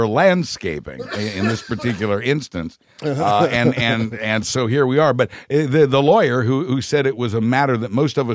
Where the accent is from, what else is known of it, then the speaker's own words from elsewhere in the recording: Wichita, Kansas, United States; moved away; I am from Wichita